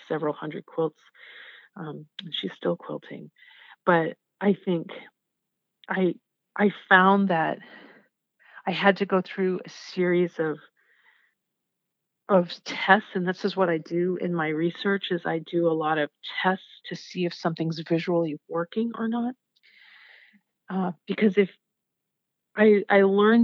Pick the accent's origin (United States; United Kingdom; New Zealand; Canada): United States; Southern Maine; moved away as an adult; also born or lived in Lawrence, Kansas; where I grew up in Southern Maine